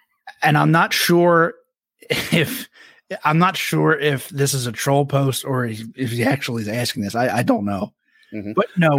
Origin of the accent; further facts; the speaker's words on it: outside Philadelphia, New Jersey, United States; I'm from Jersey, right outside of Philly